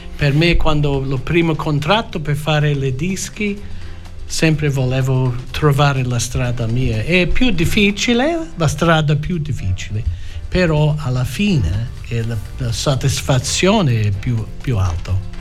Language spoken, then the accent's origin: Italian; Australia; Italian is a second language; io nato in Australia